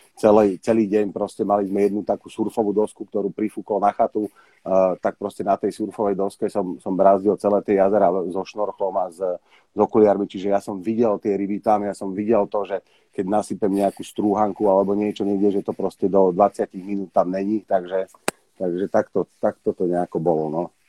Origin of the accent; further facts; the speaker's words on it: Bratislava, Bratislava Region, Slovakia; kde som vyrastal, e, v Bratislave